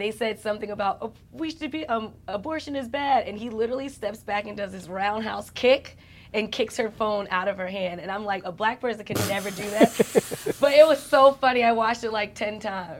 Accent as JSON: {"language": "English", "region": "New York", "country": "United States", "said": "I'm from New York"}